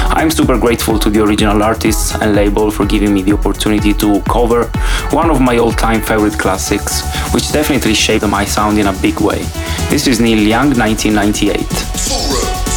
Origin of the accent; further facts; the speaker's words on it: Palermo, Sicily, Italy; now in Poznan, Poland; I'm originally from Palermo in Sicily and I am currently based in Poznan, Poland.